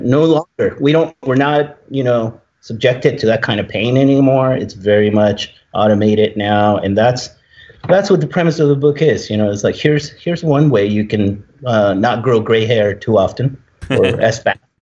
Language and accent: English; Tijuana, Baja California, Mexico; moved away; I was born in Tijuana